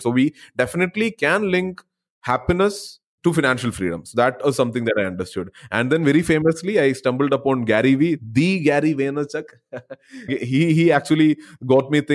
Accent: Kerala, India; also born or lived in Bangalore; I kind of moved back to my hometown after 7-8 years back in Kerala

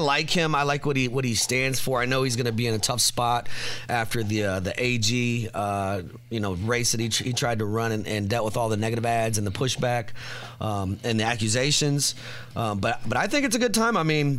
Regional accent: Indianapolis, Indiana, United States; I grew up on West Washington Street, Hawthorne Park, Rodeus Park.

